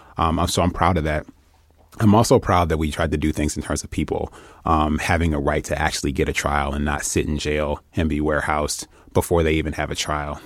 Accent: Detroit, Michigan, United States; I'm from Detroit

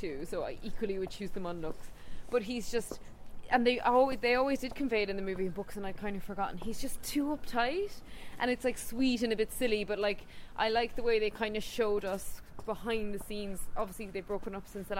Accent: Ireland; now in London, United Kingdom; we're Irish, but we live in London.

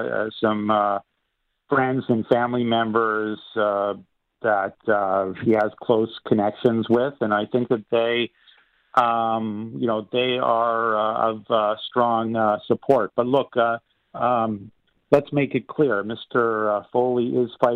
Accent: Canada

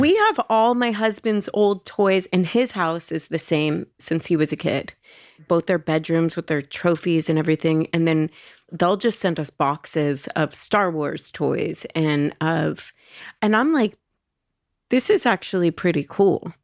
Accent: Los Angeles, California, United States; in Los Angeles

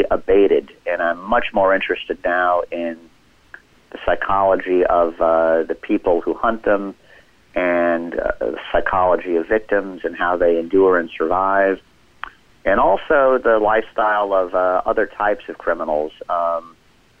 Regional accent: Los Angeles, California, United States; I grew up in Los Angeles in the 1980s

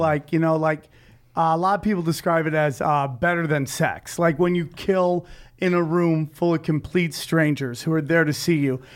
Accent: New York, United States; moved away; Eddie and I are in my home country, the 607, the 315

